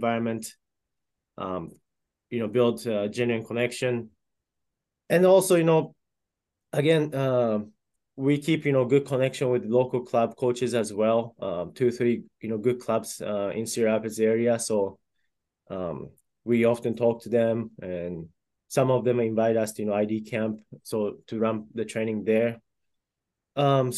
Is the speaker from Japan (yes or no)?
yes; Japan; now in Iowa, United States; And I'm originally from Japan, so, you know, I have that a little bit connection with that, with my home country.